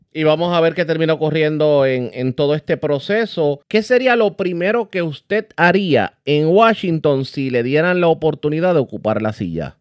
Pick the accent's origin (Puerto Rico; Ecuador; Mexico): Puerto Rico; nosotros como puertorriqueños